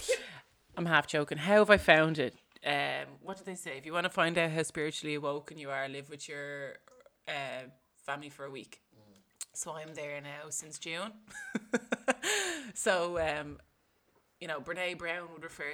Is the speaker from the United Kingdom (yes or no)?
no; Dublin, Leinster, Ireland; I'm growing up in Marino. I'm living here 30 years. It's all my life.